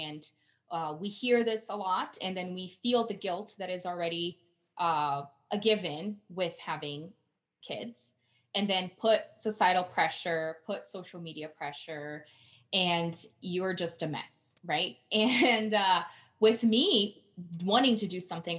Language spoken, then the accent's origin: English; Brazil; English is a second language; now in Colorado, United States; I'm originally from Brazil